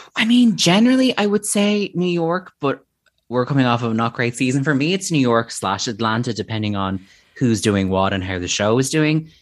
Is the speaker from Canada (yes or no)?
no; Ireland; as an Irish person